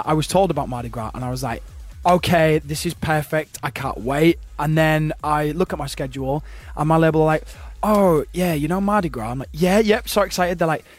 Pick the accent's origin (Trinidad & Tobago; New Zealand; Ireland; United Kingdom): United Kingdom; Yorkshire and the Humber; I'm a Yorkshireman. I've got to stay true to my roots.